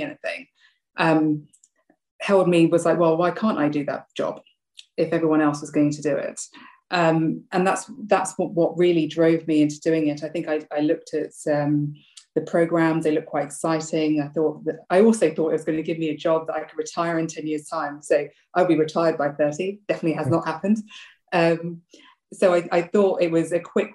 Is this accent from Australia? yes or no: no; London, United Kingdom; also born or lived in Sri Lanka; I came over from from Sri Lanka to London when I was 2 years old.